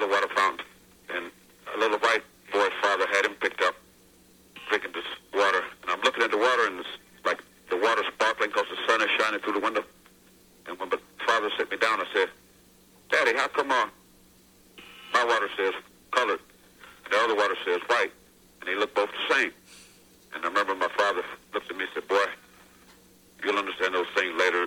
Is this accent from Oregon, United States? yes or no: no; McAlester, Oklahoma, United States; moved away; also born or lived in North Carolina; growing up in McAllister, Oklahoma, and I was born in 1946.